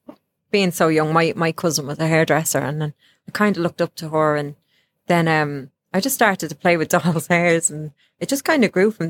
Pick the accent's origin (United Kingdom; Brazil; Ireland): Ireland; As you know, I'm from Ireland.